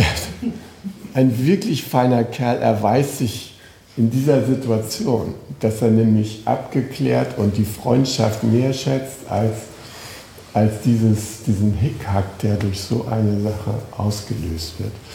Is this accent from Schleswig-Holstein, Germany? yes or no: yes; Schleswig-Holstein, Germany; Ich komme aus Schleswig-Holstein